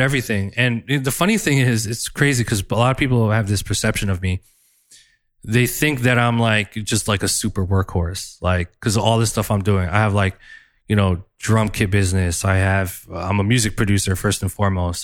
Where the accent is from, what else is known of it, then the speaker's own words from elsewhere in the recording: New Jersey, United States; in the hood in Jersey where I grew up